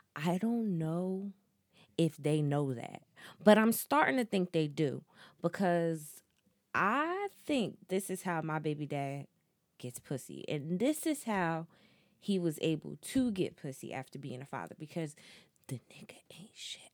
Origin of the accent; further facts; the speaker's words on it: New Jersey, United States; I'm from Jersey